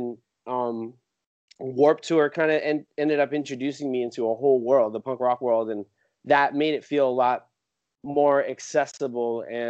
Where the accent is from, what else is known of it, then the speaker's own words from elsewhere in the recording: San Jose, California, United States; The real brief version is I was born and raised in San Jose, California. Single mom, she was from Hawaii, so I have Hawaiian heritage in my family, so that is a big part of my identity.